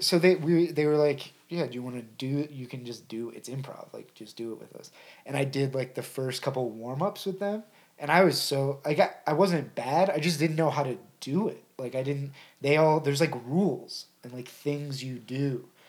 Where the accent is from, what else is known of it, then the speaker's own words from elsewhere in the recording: Ohio, United States; I was born in Ohio.